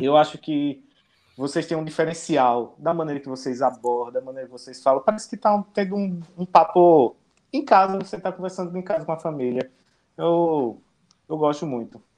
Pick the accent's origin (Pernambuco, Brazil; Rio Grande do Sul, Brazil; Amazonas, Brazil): Pernambuco, Brazil; also born or lived in Garanhuns; now in Maceió, Brazil; Mas eu sou pernambucano. Sou pernambucano, hum. interior.